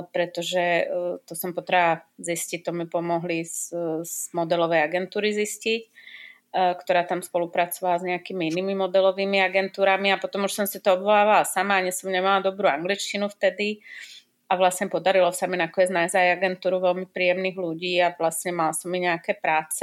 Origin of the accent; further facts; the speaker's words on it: Slovakia; now in Czech Republic; ja som taká strašne slovenská